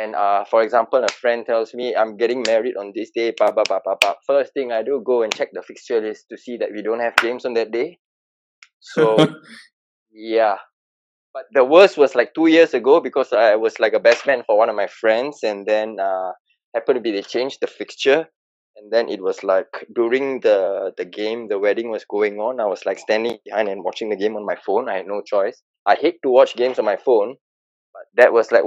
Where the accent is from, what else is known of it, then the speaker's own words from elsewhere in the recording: Singapore; I'm from Singapore, local Singaporean.